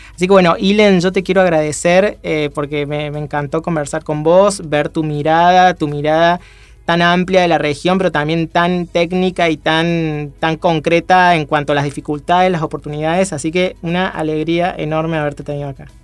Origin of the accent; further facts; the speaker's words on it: Córdoba, Argentina; now in Buenos Aires, Argentina; ambos somos cordobeses